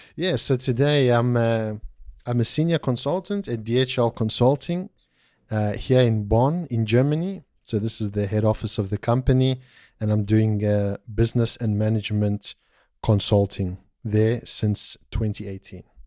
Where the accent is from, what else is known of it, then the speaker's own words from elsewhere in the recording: South Africa; moved away; I'm originally from South Africa, uh, of Greek, uh, descent